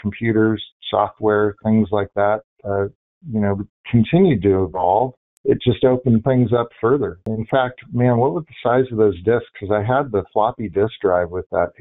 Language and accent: English; Bainbridge Island, Washington, United States; moved away as an adult; I grew up in a town called Bainbridge Island. It's in Washington State, just outside of Seattle